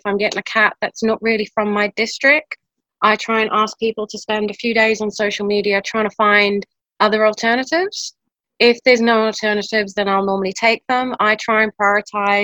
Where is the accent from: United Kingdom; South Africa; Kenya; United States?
South Africa; now in Belize; Growing up in South Africa